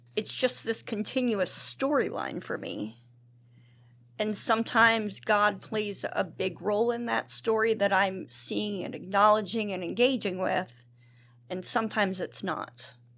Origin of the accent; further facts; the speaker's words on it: Duncannon, Pennsylvania, United States; grew up in Duncannon